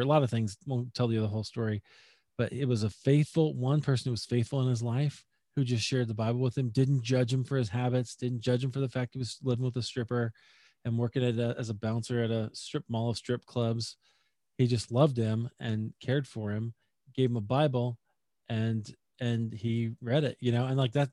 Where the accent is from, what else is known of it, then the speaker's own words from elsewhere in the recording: Des Moines, Iowa, United States; moved away as an adult; also born or lived in Chicago; now in Denver, United States; I grew up in Des Moines, Iowa, actually. So that's my hometown.